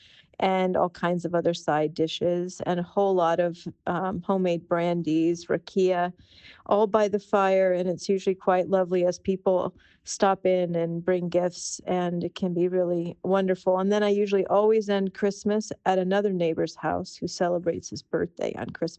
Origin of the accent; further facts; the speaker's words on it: United States; moved away as an adult; also born or lived in California / New York; now in Labin, Croatia; I'm originally from California and New York in the United States.